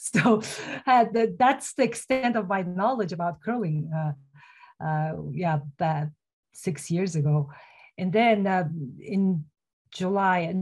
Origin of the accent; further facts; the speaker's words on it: Mongolia; moved away as an adult; now in United States; I'm originally from Mongolia